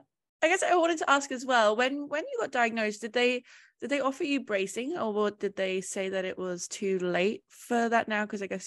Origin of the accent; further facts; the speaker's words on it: England, United Kingdom; I'm British and I was diagnosed in England as well.